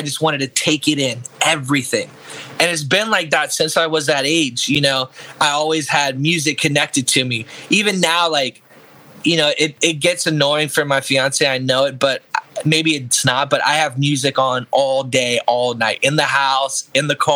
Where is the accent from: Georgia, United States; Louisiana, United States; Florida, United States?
Florida, United States; Orlando; I'm an artist from Orlando, Florida